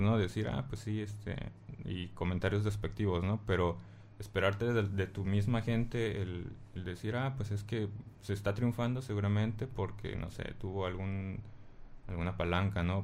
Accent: Mexico; aquí en México

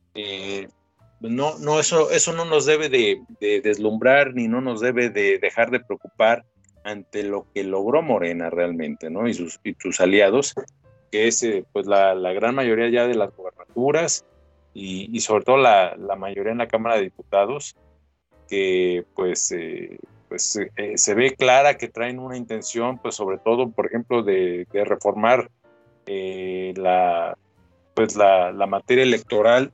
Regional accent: Mexico; yo soy un ciudadano mexicano

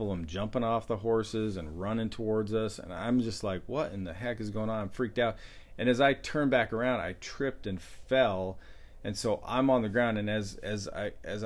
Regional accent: Glenwood, Alberta, Canada; growing up in Glenwood, small town, we lived close to Indian reservation

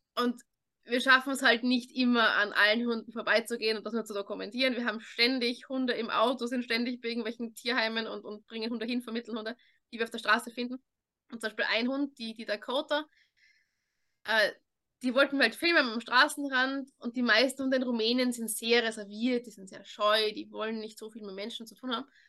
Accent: Vienna, Austria; weil ich in so einer kleinen Gemeindebauwohnung aufgewachsen bin in Wien.

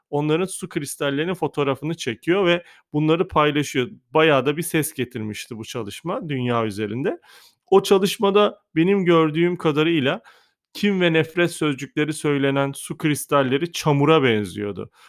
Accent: Kahta, Adıyaman, Turkey; Adıyaman Kahtalıyım bu arada ben.

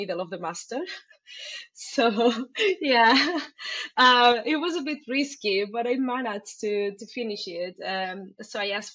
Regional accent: Alicante, Valencian Community, Spain; moved away; also born or lived in Barcelona; So that was very close to my place. I was close to my friends and my family

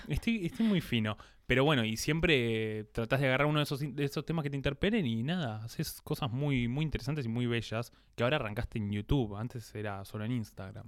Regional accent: Buenos Aires Province, Argentina; nosotros como somos señoras paqueta de zona norte

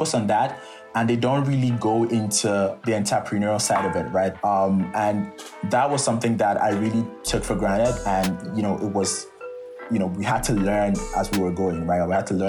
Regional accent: Nigeria; moved away as an adult; it has a lot to do with my experience as a Nigerian and it has a lot to do with my background

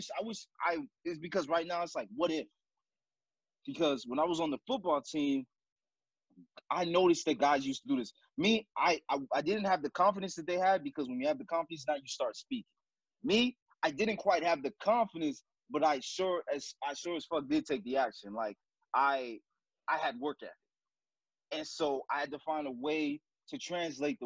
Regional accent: North Miami, Florida, United States; born or raised there; also born or lived in Haiti

